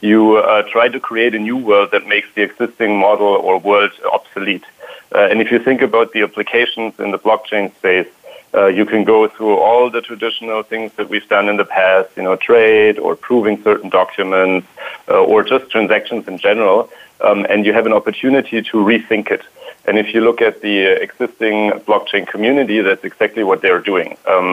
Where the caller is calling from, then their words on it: Palo Alto, California, United States; I am in Palo Alto right now, and I would love to say it's sunny, but so far it's not.